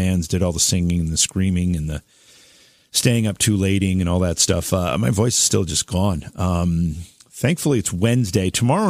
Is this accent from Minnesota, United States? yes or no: no; Oneonta, New York, United States; someone who grew up in my hometown of Oneonta, New York.